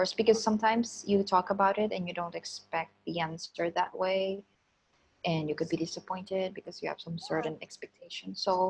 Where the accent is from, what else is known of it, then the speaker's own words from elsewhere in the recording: Philippines; I grew up in in Philippines, we're religious. It's a Catholic country. We all went to Catholic school, Catholic university